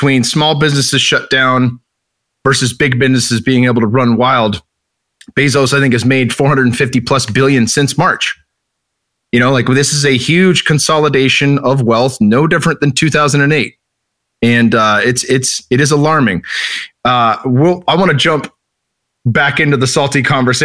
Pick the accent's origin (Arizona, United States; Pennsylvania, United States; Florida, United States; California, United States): California, United States; Northern; I grew up in Northern California